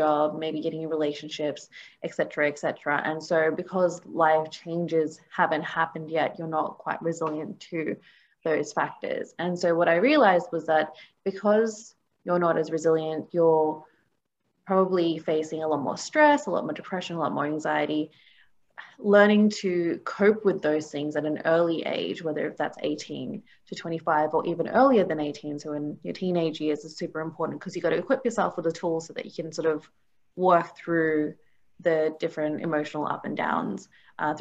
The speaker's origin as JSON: {"language": "English", "country": "Australia", "tie": "born or raised there", "also_born_or_lived": "New Zealand", "said": "I grew up obviously here in Australia"}